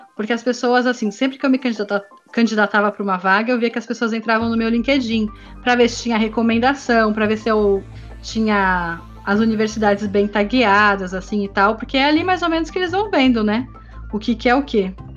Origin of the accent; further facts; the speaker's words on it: Brazil; moved away as an adult; now in Paris, France; eu já sou brasileira, isso nunca vai mudar, e eu tenho um sotaque forte